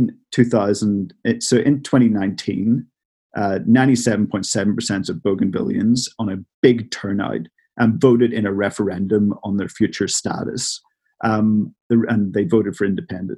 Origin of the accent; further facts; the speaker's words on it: Northern Ireland, United Kingdom; moved away; I'm from Northern Ireland originally